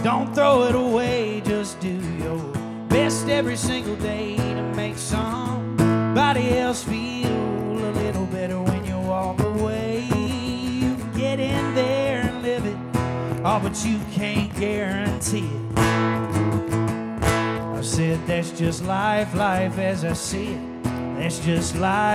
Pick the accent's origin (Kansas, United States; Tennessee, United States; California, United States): Tennessee, United States; Fairview; also born or lived in Nashville, Tennessee; raised in Fairview, Tennessee, which is like 40 minutes towards Memphis from here